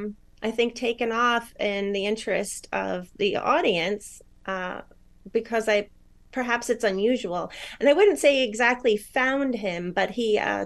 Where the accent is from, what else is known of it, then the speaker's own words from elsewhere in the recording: New York, United States; also born or lived in Arizona / Michigan; and now I'm originally from New York. And I've lived all over. So sometimes you hear some Arizona, sometimes some New York, sometimes some Michigan now.